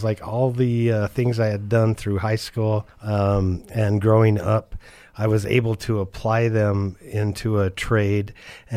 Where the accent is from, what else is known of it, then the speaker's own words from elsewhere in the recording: Brigham City, Utah, United States; I was born up in Brigham City, Utah, and my father worked for Thiokol Corporation up there. And so the school that I went to had a intensive trades-oriented high school